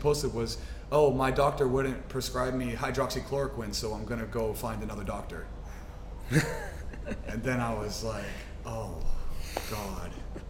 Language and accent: English; West Virginia, United States; moved away; I'm from West Virginia, right? So it's the Bible Belt.